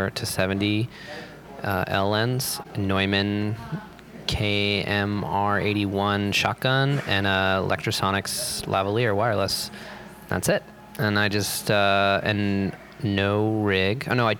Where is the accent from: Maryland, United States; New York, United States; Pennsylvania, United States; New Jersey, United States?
New York, United States; New York City; I'm coming from New York City, which is like hyper-capitalist orgy, where the richest people in the world and the very poorest people in the world live side by side